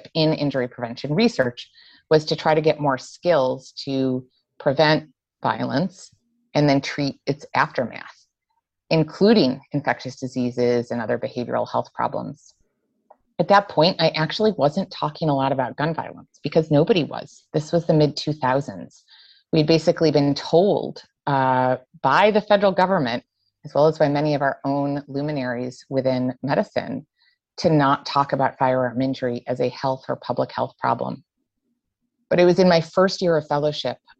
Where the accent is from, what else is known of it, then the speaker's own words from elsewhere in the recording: Buffalo, New York, United States; moved away as an adult; also born or lived in Syracuse, New York; now in Rhode Island, United States; I'm born and raised in Western New York, born in Syracuse, raised in Buffalo